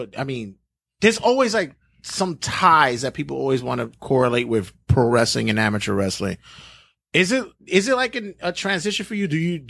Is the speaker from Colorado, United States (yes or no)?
no; New York City, New York, United States; Growing up in Brooklyn doing my thing, I've taken L's.